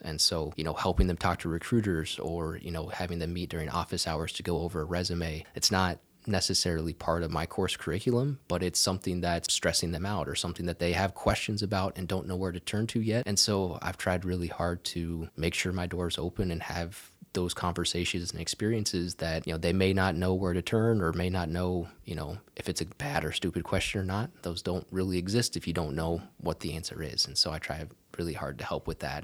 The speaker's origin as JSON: {"language": "English", "region": "southwest Iowa", "country": "United States", "tie": "born or raised there", "also_born_or_lived": "Auburn, Alabama", "moved": "as an adult", "lives_now": "Texas, United States", "said": "I grew up on a small, uh, farm in southwest Iowa"}